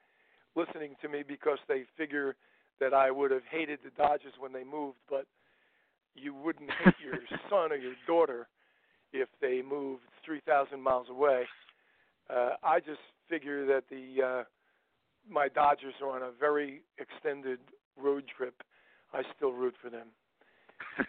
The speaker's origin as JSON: {"language": "English", "town": "Newark", "region": "New Jersey", "country": "United States", "tie": "born or raised there", "also_born_or_lived": "Brooklyn, New York", "said": "I moved at age four, approximately 1950, November of 1950, we moved to Newark, New Jersey."}